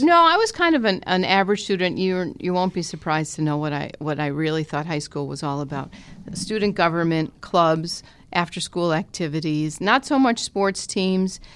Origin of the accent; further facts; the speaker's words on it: Scranton, Pennsylvania, United States; I was born at Mercy Hospital in Scranton, and my parents uh, brought me home to their home where they still live in South Scranton